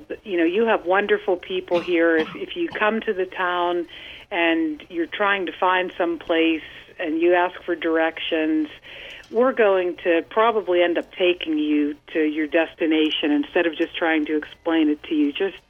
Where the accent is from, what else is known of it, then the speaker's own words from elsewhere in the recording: Monongahela, Pennsylvania, United States; that is my hometown, Monongahela, Pennsylvania.